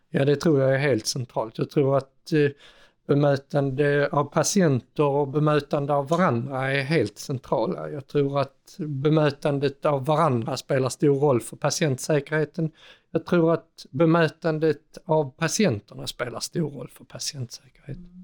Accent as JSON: {"language": "Swedish", "region": "Skåne", "country": "Sweden", "said": "nu är det ju snart lunch så först ska jag som sann skåning"}